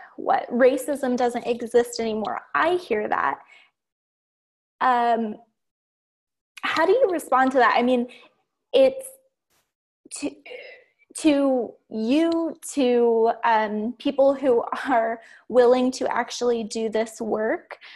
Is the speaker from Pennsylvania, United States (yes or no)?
no; Ohio, United States; I grew up in Ohio, in the middle of nowhere, on a farm